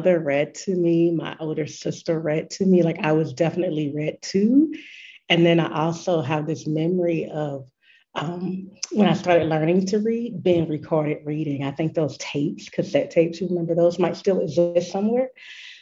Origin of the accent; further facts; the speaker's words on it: Gainesville, Georgia, United States; a Black woman born and raised in the South USA